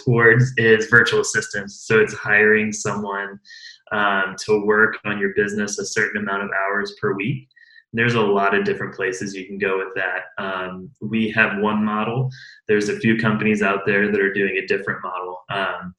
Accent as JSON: {"language": "English", "region": "Central Illinois", "country": "United States", "said": "I'm from Central Illinois, right in the middle of the state, mostly agricultural"}